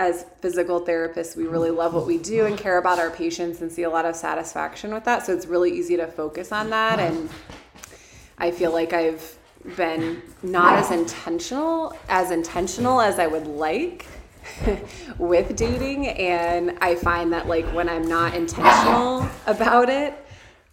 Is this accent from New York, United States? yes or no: no; Dayton, Ohio, United States; moved away as an adult; now in Tucson, United States; I grew up in Dayton, Ohio, and came out here to Tucson about 8 years ago